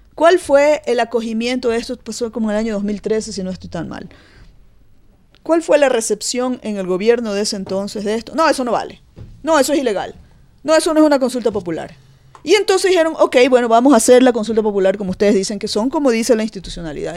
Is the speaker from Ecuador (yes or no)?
yes; Ecuador; somos todos los ecuatorianos